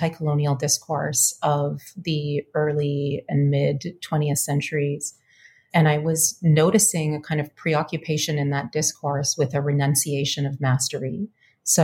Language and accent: English; Winnipeg, Manitoba, Canada; moved away as an adult; now in Richmond, United States; I am a Canadian person. I grew up in Winnipeg to diasporic parents, both immigrant.